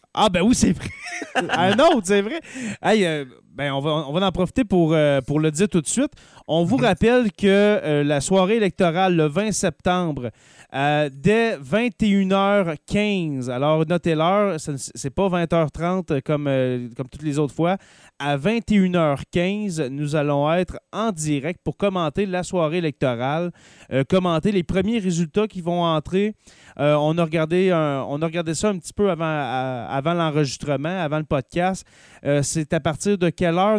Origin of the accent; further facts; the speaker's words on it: Témiscamingue, Quebec, Canada; un fromage québécois qui est produit chez moi au Témiscamingue